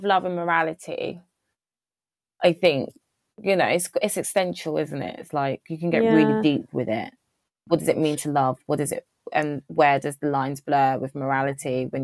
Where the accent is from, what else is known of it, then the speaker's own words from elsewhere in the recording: United Kingdom; as a British person